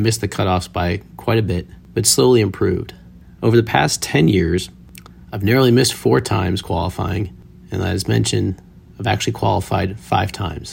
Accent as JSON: {"language": "English", "town": "Milwaukee", "region": "Wisconsin", "country": "United States", "moved": "yes", "lives_now": "Dallas, United States", "said": "I'm originally from Milwaukee, Wisconsin. I live in Dallas, Texas now"}